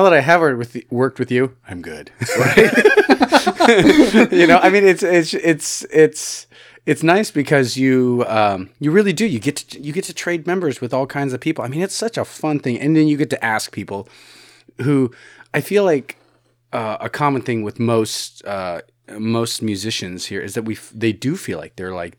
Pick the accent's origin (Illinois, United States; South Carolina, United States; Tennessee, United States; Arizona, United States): Illinois, United States; Chicago; I am from Chicago originally